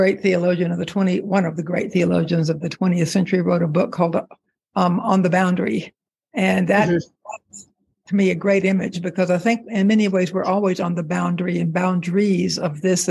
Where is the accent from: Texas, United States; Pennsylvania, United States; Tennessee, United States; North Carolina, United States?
North Carolina, United States; Charlotte; also born or lived in Hendersonville, North Carolina / Brevard, North Carolina; I'm from North Carolina. I was born in Charlotte. I grew up there in Charlotte, a little while in Hendersonville, but mainly in Charlotte. And my family, my siblings and other members of the family are still there. I grew up in the Diocese of North Carolina.